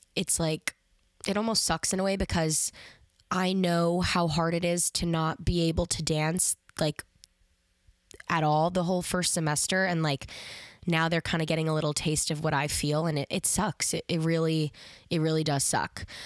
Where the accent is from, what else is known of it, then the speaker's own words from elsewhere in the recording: Westchester, New York, United States; I'm from Westchester